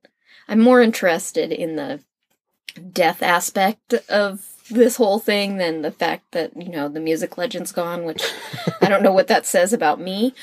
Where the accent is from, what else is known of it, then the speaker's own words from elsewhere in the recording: North Shore, Massachusetts, United States; North Shore, Massachusetts, it's Peabody